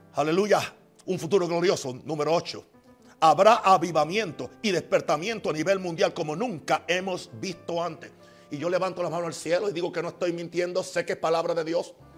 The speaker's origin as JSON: {"language": "Spanish", "country": "United States", "moved": "yes", "said": "yo soy americano, yo soy gringo, como ustedes dicen. Yo conozco la cultura de mi país"}